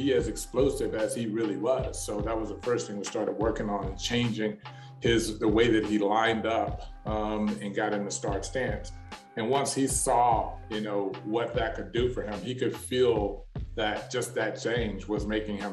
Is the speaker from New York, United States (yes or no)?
no; Dallas, Texas, United States; also born or lived in Waco, Texas; I'm from Dallas, but I went to Baylor, which is in Waco.